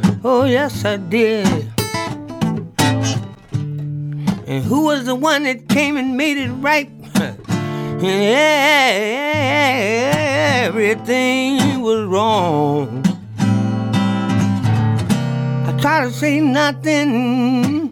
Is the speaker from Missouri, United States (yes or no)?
yes; University City, Missouri, United States; moved away as an adult; also born or lived in Arkansas; now in Clarksdale, United States; Where I grew up at, it was like a suburb of St. Louis called University City.